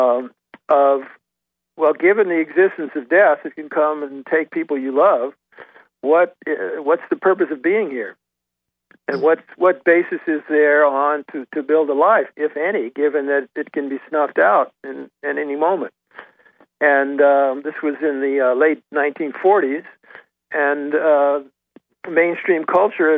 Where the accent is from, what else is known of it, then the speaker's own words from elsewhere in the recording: Washington, District of Columbia, United States; growing up in Washington, D.C.